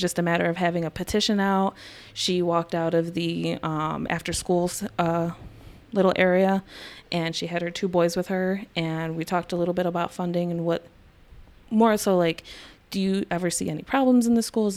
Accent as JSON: {"language": "English", "town": "Buffalo", "region": "New York", "country": "United States", "tie": "born or raised there", "said": "I grew up in the city of Buffalo. Um, I am mostly a West Side girl myself"}